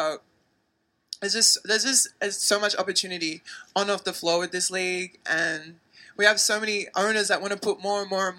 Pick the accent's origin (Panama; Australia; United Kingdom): Australia; moved away as an adult; now in United States; I actually own a business back home in Australia